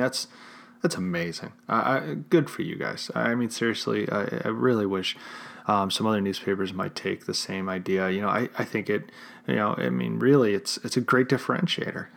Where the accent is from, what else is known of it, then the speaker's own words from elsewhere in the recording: Chicago, Illinois, United States; my hometown of Chicago.